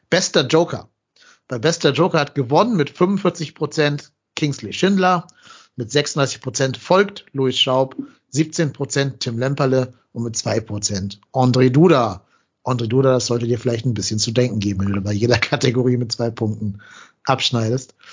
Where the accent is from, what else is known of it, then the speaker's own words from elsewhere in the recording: Remscheid, North Rhine-Westphalia, Germany; Bin ja eh in Remscheid, also in meiner Heimatstadt